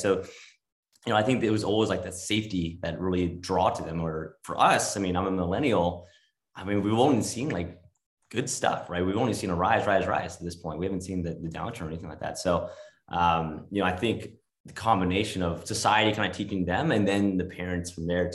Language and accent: English; Los Angeles, California, United States; also born or lived in New York; now in Northern California, United States; moved out to California, to LA, where I was born